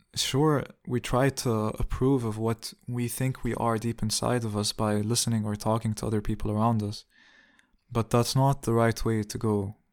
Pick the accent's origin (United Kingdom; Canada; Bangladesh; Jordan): Jordan; Amman, Amman Governorate; moved away as an adult; also born or lived in Riyadh, Saudi Arabia / Dubai, United Arab Emirates / Jerusalem (ancestry); now in Hamburg, Germany; I grew up in Dubai until I was nine or ten. And then I grew up in Jordan until I was nineteen